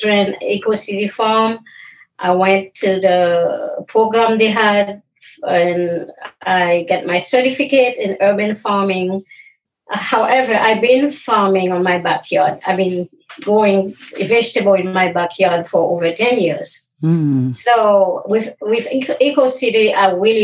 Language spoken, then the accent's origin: English; Haiti; moved away as an adult; now in United States; I grew up in Haiti. I moved here. I was 24.